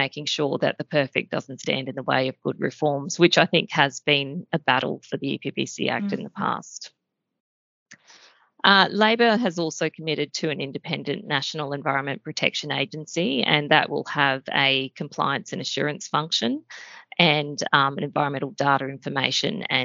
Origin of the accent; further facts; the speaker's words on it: Queensland, Australia; being a Queenslander